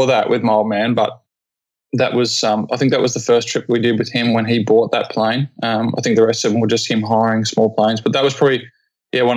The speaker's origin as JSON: {"language": "English", "town": "Geelong", "region": "Victoria", "country": "Australia", "tie": "born or raised there", "also_born_or_lived": "Whitsundays / Cairns / Hanoi / Darwin", "moved": "as an adult", "said": "I'm from Geelong, Victoria, by the way, down in Australia."}